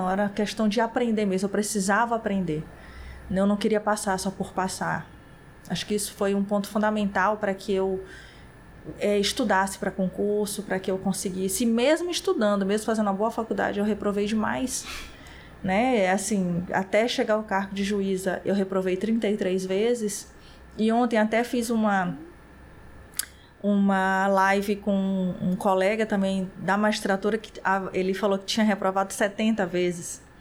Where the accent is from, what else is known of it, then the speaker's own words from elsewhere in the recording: São Luís, Maranhão, Brazil; born there; E eu nasci em São Luís do Maranhão, mas a família toda é de lá, é de Fortaleza.